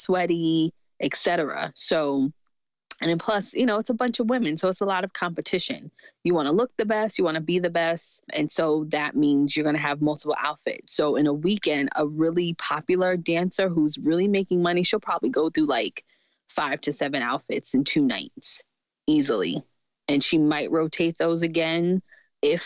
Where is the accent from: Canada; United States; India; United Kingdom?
United States; New York City, New York; I grew up in Jamaica, Queens, New York